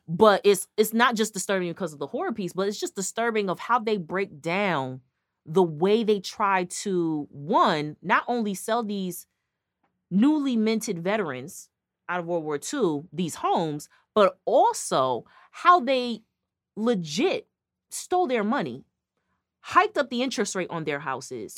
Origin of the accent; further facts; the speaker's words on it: Connecticut, United States; we're from Connecticut